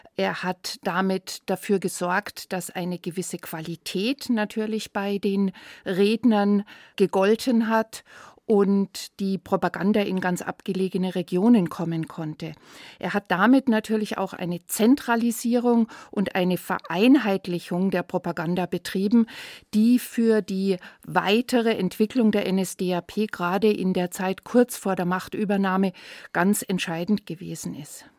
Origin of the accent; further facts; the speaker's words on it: Herrsching, Bavaria, Germany; bei uns in Hersching